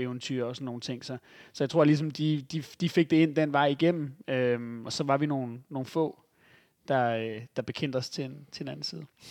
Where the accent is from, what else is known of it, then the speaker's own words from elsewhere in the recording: West Zealand, Denmark; i Vestsjælland, hvor jeg voksede op